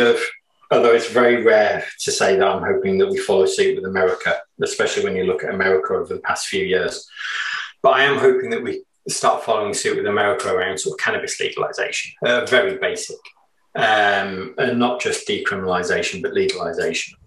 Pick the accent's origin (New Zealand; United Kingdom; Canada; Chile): United Kingdom; England; we're English